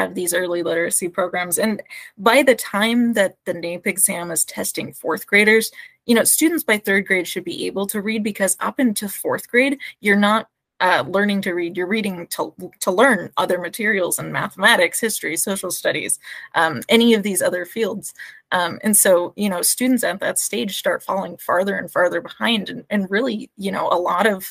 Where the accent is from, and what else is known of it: Alaska, United States